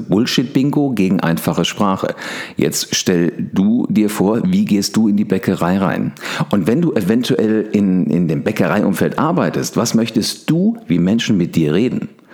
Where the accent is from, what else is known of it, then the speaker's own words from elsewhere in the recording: Wiesbaden, Hesse, Germany; ich war das einzige Nordlicht, Nordlicht, also ich komme aus Wiesbaden